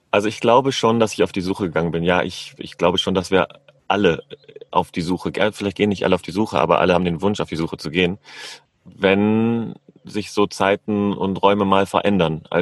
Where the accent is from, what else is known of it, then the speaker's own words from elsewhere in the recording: Northern Germany, Germany; ich bin 40 Jahre jung, ich komme ursprünglich aus Norddeutschland, bin in meinem Leben schon ganz schön viel durch die Gegend gereist